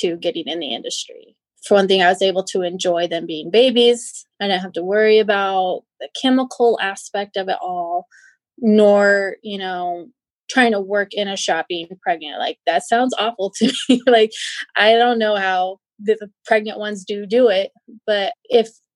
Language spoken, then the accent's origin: English; Twin Falls, Idaho, United States; I'm from Twin Falls, Idaho. So it's southern Idaho.